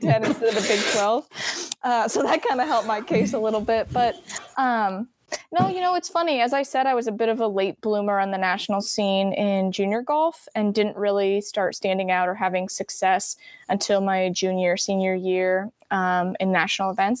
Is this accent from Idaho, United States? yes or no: yes; Boise, Idaho, United States; I was born and raised in Boise, Idaho